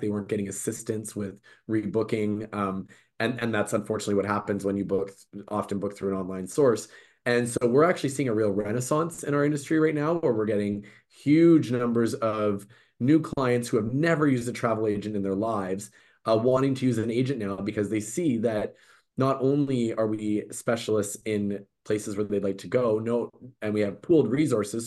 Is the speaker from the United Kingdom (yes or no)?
no; Vancouver, British Columbia, Canada; I was born and raised in Vancouver